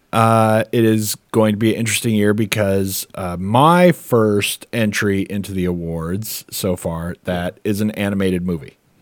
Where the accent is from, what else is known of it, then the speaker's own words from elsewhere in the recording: United States; as an American